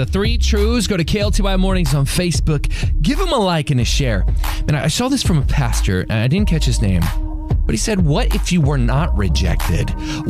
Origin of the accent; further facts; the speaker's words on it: Ellis County, Texas, United States; I'm from Ellis County, man. We drink well water down there.